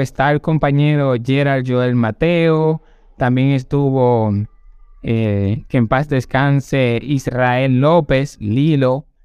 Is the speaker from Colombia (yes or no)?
no; San José de Ocoa, Dominican Republic; moved away as an adult; now in Santo Domingo, Dominican Republic; yo vengo de San José de Ocoa. Nací en el mes de octubre